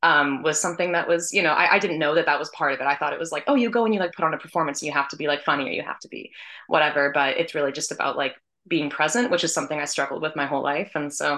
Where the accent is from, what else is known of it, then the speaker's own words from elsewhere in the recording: Washington, United States; moved away as an adult; now in New York City, United States; So I grew up in Washington State, moved to New York City to study acting at NYU Tisch.